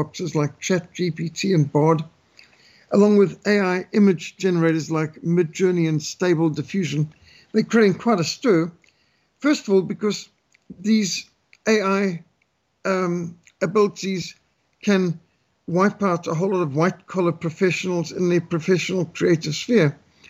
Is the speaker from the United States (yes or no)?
no; Zimbabwe; I grew up in Rhodesia, which is a mostly rural country with animals all around